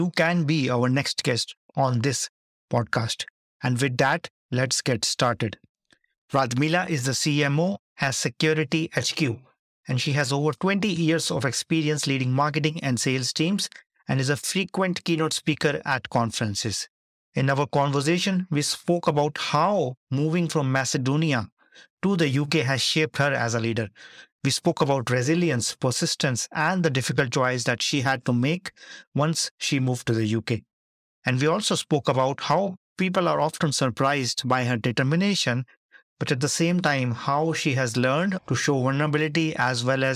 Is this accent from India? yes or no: yes; India; moved away as an adult; now in United Kingdom; I come from India and then being here for 8 years already